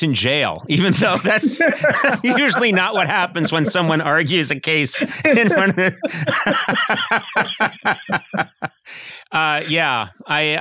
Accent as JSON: {"language": "English", "town": "Boston", "region": "Massachusetts", "country": "United States", "said": "I'm from Boston"}